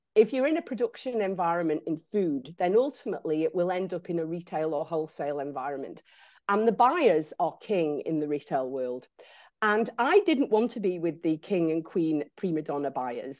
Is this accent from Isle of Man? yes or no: yes; Isle of Man; I grew up in the Isle of Man